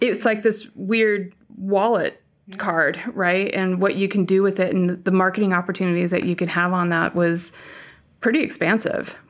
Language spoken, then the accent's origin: English; Palo Alto, California, United States; also born or lived in San Francisco / Santa Clara / Orange County; Born in San Francisco, raised on the peninsula, and I went to Santa Clara